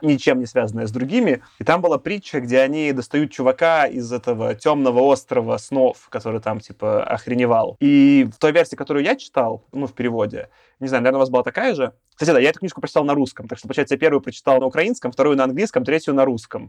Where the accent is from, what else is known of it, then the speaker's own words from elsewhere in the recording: Belarus; also born or lived in Minsk; я белорус